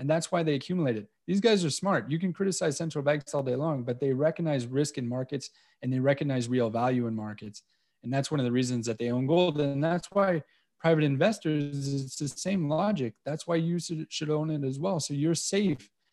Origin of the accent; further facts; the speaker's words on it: Montreal, Quebec, Canada; moved away as an adult; now in Cayman Islands; growing up in Montreal